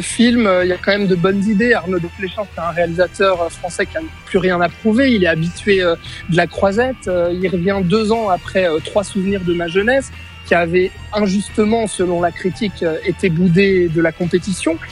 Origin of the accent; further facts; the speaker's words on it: Switzerland; chez nous en Suisse